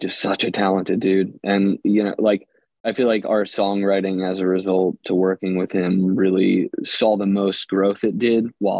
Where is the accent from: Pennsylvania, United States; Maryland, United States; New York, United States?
Pennsylvania, United States; Philadelphia; also born or lived in New Jersey; now in Austin, United States; Philly. I'm from Philadelphia.